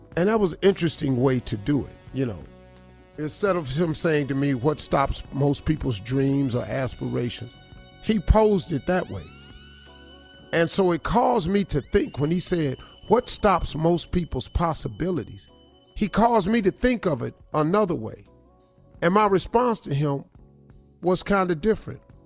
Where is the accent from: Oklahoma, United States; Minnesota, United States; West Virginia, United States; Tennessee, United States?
West Virginia, United States; Welch; moved away; also born or lived in Cleveland, Ohio (112th and Superior); I'm from Welch, West Virginia, a coal mine in town. I grew up in a holler.